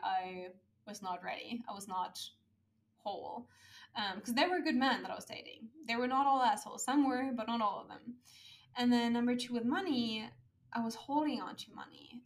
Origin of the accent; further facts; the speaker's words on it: Germany; moved away as an adult; my home country, which is Germany